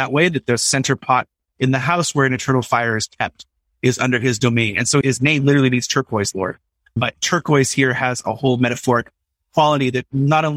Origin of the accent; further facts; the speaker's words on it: Southern California, United States; moved away as an adult; also born or lived in New York; I'm from Southern California, so my ocean is the Pacific